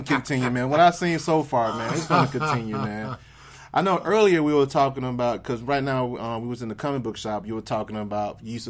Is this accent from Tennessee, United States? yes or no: no; Mississippi, United States; I'm actually from Mississippi